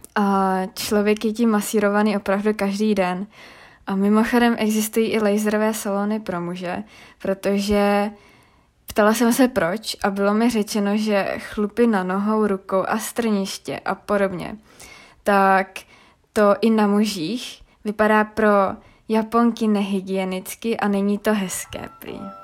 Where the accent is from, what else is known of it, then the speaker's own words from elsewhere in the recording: Czechia; u nás v Čechách